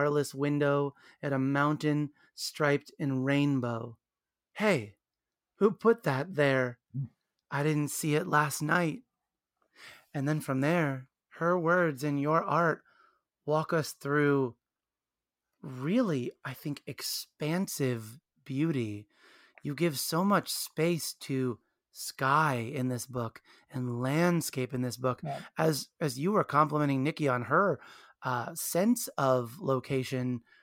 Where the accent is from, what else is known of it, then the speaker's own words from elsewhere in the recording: Williamsport, Pennsylvania, United States; I grew up in Williamsport, Pennsylvania.